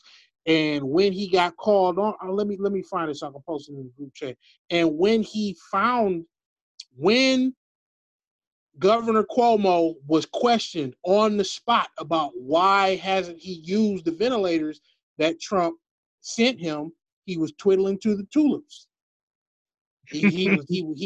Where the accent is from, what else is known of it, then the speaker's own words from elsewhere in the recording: Detroit, Michigan, United States; I'm from Detroit